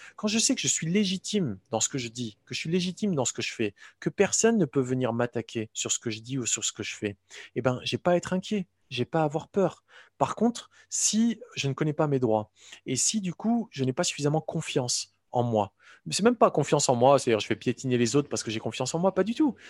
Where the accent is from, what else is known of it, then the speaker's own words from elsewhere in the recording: Morocco; moved away; j'ai grandi au Maroc